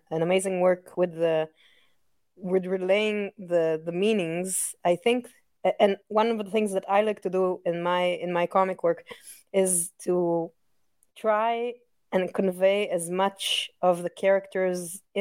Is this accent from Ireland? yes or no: no; Israel; My background growing up in Israel is, you know, it's funny, it's a mix of European, Disney, and anime